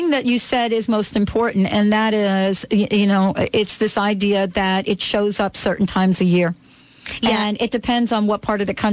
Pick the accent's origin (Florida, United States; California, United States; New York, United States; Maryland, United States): Florida, United States; moved away; I'm from Florida originally.